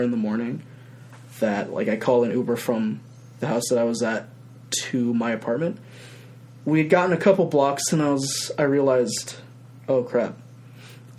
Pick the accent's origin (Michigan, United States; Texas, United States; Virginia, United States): Virginia, United States; Norfolk; also born or lived in Stuttgart, Germany; now in Richmond, United States; I grew up in Norfolk, moved to Germany for 3 years, and then moved back to Norfolk